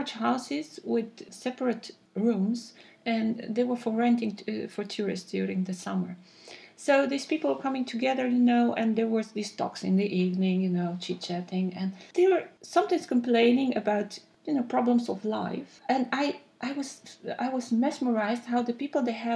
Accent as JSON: {"language": "English", "town": "Cluj-Napoca", "region": "Cluj County", "country": "Romania", "first_language": "Romanian", "second_language": "English", "moved": "as an adult", "lives_now": "Netherlands", "said": "I'm coming from Cluj, Napoca in Romania"}